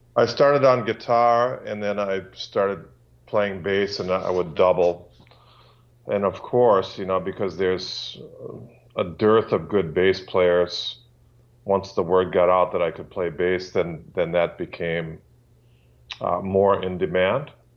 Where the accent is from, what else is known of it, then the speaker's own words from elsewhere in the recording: Milwaukee, Wisconsin, United States; I'm from Milwaukee, Wisconsin, U S